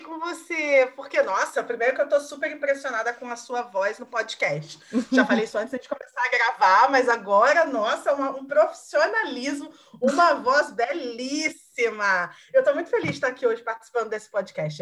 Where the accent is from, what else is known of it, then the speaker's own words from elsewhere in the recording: Caxambu, Minas Gerais, Brazil; moved away as an adult; now in Rio de Janeiro, Brazil; eu vim de Minas, eu sou mineira, morei em Minas até terminar a escola, né, até os 18. E aí eu vim para o Rio